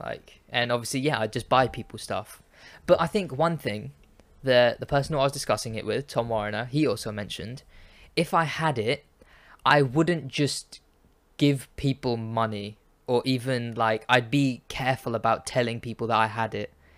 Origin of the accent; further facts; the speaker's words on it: Pakistan; I'm Pakistani.